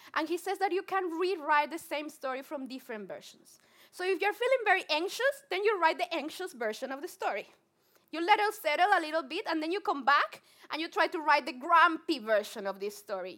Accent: Colombia; accent: Spanglish; English is a second language; I'm super Colombian. If you have not my, heard my Spanglish accent, I'm Colombian

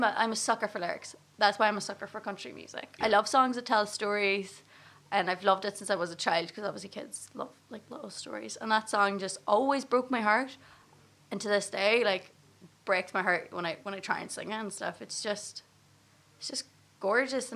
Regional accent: Gortin, Northern Ireland, United Kingdom; also born or lived in Enniskillen, Northern Ireland; I was raised in Gorchan, which is in the absolute middle of nowhere

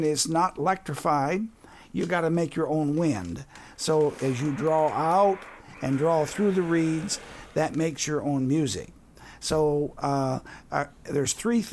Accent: Wisconsin, United States; now in Southern Indiana, United States; I'm from Wisconsin

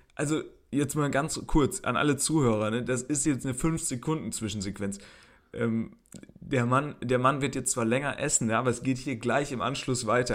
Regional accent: Germany; wo kommst du denn her? Und dann habe ich gesagt, aus Deutschland

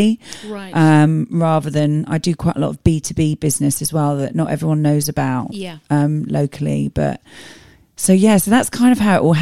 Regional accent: Tunbridge Wells, South East England, United Kingdom; I was born in Tunbridge Wells, grew up in Tunbridge Wells, never left Tunbridge Wells.

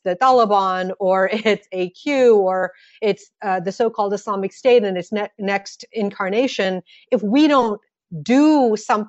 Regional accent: United States; also born or lived in Massachusetts

